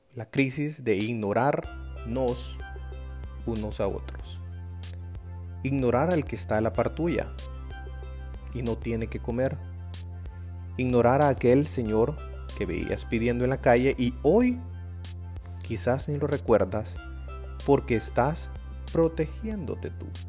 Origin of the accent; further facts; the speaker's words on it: El Salvador; de El Salvador